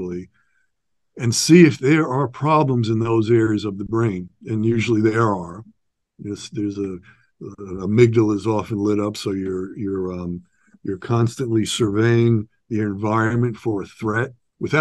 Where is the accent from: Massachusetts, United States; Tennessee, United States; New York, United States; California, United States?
New York, United States; now in Santa Barbara, United States; I'm from New York, New York City, just outside of New York City. I had a pretty rough childhood and adolescence